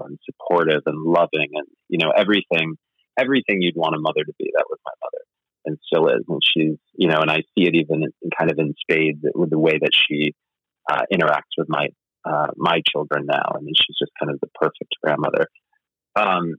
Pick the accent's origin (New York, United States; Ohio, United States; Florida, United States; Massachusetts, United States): New York, United States; Rotterdam; A small town outside of Albany, New York, called Rotterdam